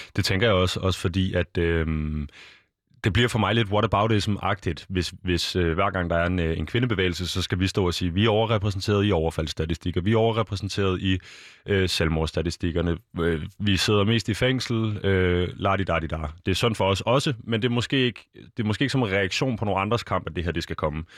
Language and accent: Danish; Denmark; som danskere